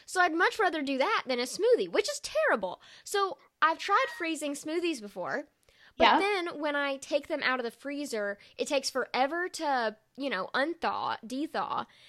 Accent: the South, United States; I'm from the South

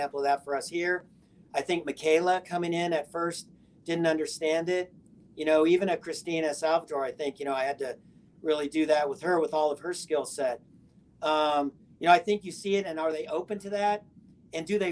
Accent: Southern California, United States; growing up in Southern California

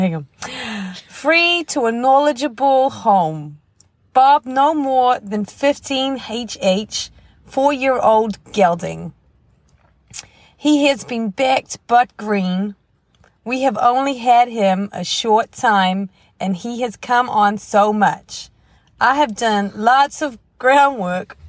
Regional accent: New Zealand; accent: Kiwi; from New Zealand

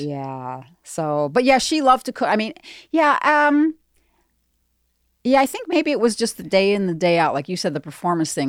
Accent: Darien, Illinois, United States; In the suburbs, Southwest, like around Darien, Hinsdale

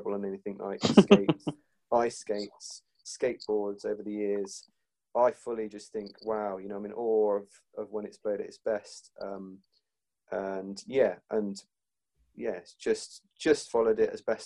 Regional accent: United Kingdom; as a British fan

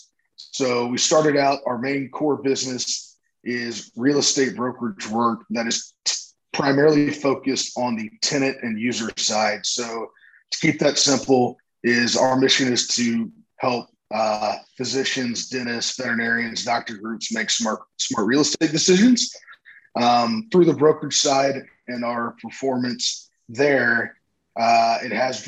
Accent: Houston, Texas, United States; also born or lived in Dallas, Texas; now in Austin, United States; I grew up in Houston, Texas

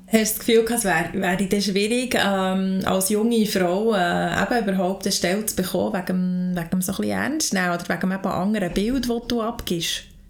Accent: Lauterbrunnen, Bern, Switzerland; ich bin in der Gemeinde Lutherbrunnen aufgewachsen

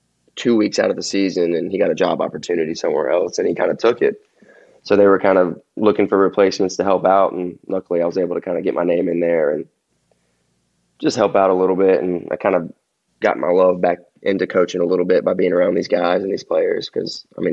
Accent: Gulf Breeze, Florida, United States; You get to hang out at the beach a lot more than a lot of other people that don't grow up around here

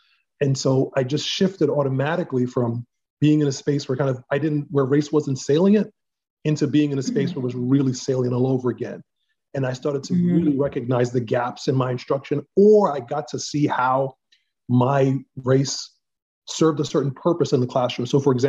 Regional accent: New York City, New York, United States; Black male, educated in New York. So I had an interesting journey because my dad was in the military. And so I was born in the Bronx. I was in elementary school, Catholic elementary school.

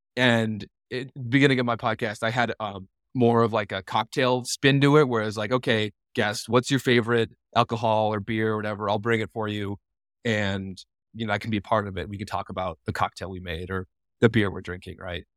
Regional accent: Lino Lakes, Minnesota, United States; moved away as an adult; now in Jackson, United States; I was born and raised in a suburb of Minneapolis, Minnesota called Lionel Lakes, Minnesota

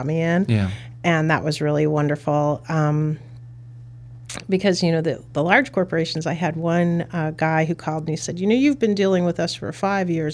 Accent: Chicago, Illinois, United States; I grew up in Brighton Park, and it was kind of a neat family community

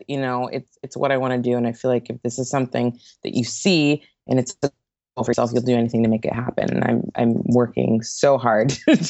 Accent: Santa Barbara, California, United States; I grew up in Santa Barbara, actually.

